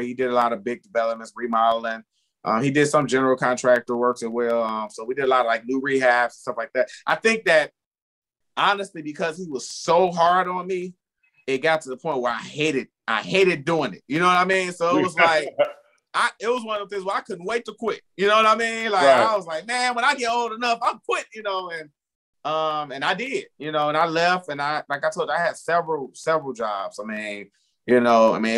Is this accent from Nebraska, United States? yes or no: no; Chicago, Illinois, United States; West Side. West Side of Chicago.